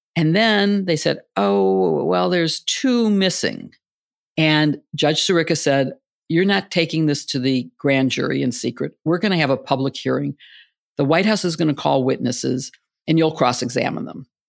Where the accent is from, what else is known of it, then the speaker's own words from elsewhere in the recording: Illinois, United States; moved away; I grew up in the Big Ten in Illinois